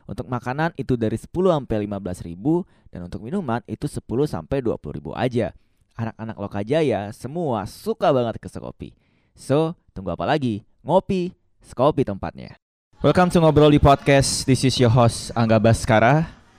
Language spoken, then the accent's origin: Indonesian; Bali, Indonesia; saya adalah transpuan kebetulan saya asli Bali kak